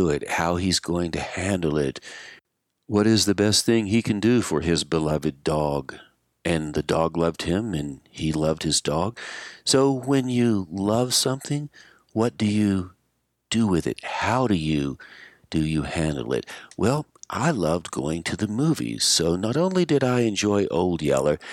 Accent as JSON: {"language": "English", "town": "Asheville", "region": "North Carolina", "country": "United States", "tie": "born or raised there", "said": "When I was growing up in Asheville, North Carolina"}